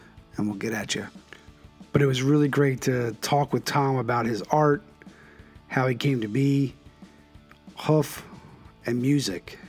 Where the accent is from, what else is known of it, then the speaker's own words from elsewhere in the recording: Philadelphia, Pennsylvania, United States; now in Connecticut, United States; I grew up in the Northeast